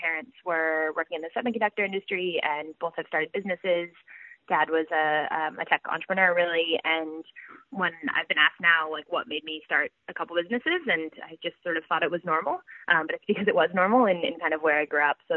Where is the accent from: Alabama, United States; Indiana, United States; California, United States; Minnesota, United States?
California, United States; Silicon Valley; moved away as an adult; also born or lived in Boston, United States / South America; now in Australia; I'm from California originally. I grew up in Silicon Valley